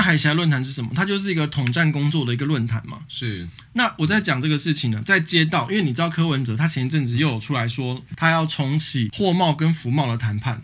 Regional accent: Taipei, Taiwan; 我老家附近

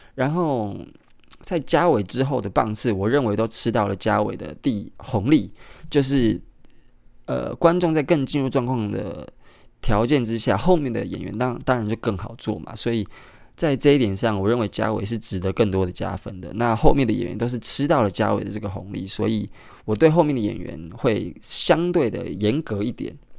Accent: Kaohsiung, Taiwan; moved away; 高雄， 也就是我的家乡

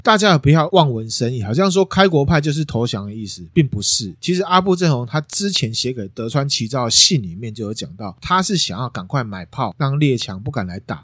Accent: Taiwan; 但我们台湾人针对类似这样战争的事情

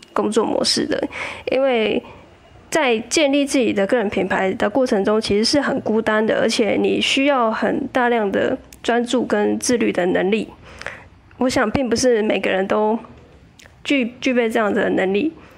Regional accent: southern Taiwan, Taiwan; moved away as an adult; also born or lived in Taipei; 因为我老家在南部

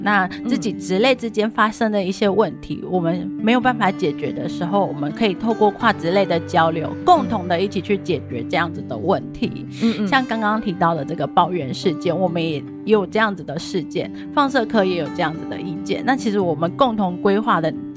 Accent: Taipei, Taiwan; 我来自台北

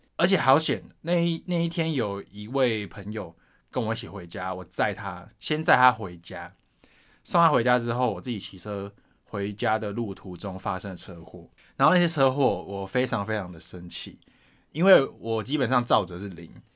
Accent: Taoyuan, Taiwan; 我是桃园人

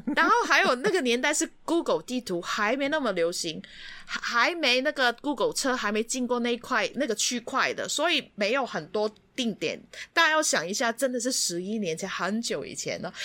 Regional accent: Hong Kong; 我们香港人又不会骑机车

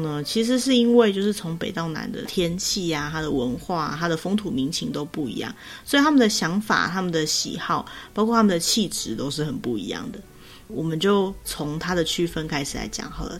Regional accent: Taoyuan, Taiwan; 我桃园人啊，我出生是桃园的

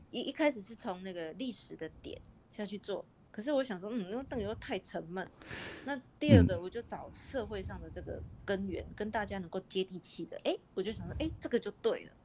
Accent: Kaohsiung, Taiwan; 我在高雄长大。那因为我外公是一个音响玩家

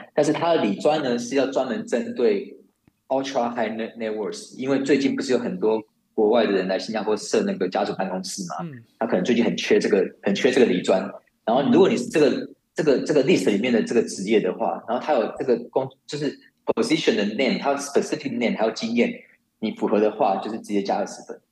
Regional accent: Taiwan; moved away as an adult; now in Singapore; 我当初在台湾长大

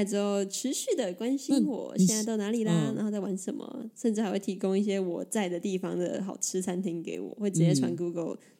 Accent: Taiwan; 我是从台湾来的，

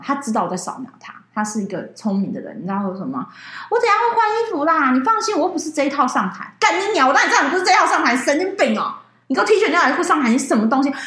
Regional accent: Taipei, Taiwan; 因为我们是台北的人嘛，所以我们是包游览车下到台中去的

